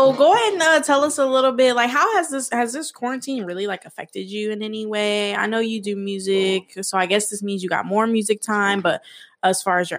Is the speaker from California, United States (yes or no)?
yes; San Bernardino, California, United States; moved away; also born or lived in Los Angeles; I'm originally from IE. I was born in San Bernardino.